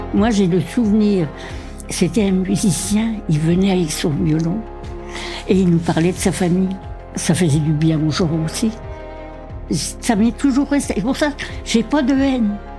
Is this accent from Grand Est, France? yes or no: no; Combourg, Brittany, France; moved away; also born or lived in Paris; Je suis née à Combourg le 23 mai 1932.